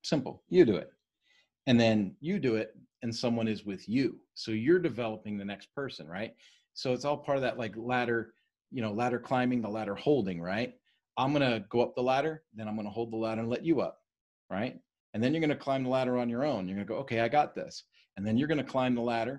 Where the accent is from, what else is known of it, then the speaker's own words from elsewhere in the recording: East Coast, United States; I was raised on the East Coast.